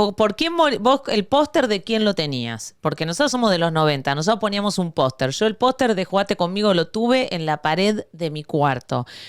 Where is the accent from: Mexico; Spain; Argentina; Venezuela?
Argentina; now in Miami, United States; yo soy la argentina más venezolana